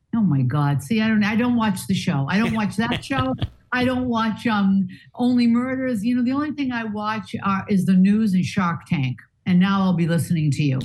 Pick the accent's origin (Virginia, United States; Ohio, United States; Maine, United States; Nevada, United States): Maine, United States; Portland; moved away; I'm from Portland, Maine. I went to Deering High School